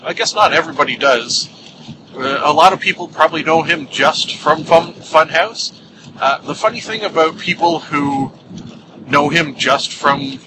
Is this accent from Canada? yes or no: yes; Canada; as a kid... in grade school, having to sing every day the Canadian National Anthem